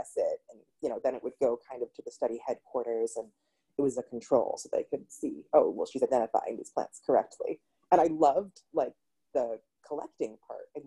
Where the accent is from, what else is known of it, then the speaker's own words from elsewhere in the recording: Massachusetts, United States; I'm from Massachusetts